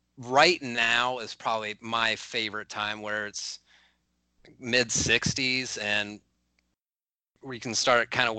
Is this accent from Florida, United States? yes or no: no; Mid-Ohio Valley, United States; my hometown, so I'm from the Mid-Ohio Valley